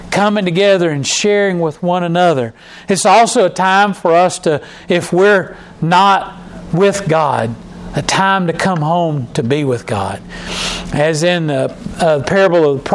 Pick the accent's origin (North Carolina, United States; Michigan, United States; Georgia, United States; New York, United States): North Carolina, United States; Charlotte; moved away; I grew up in North Carolina and in Charlotte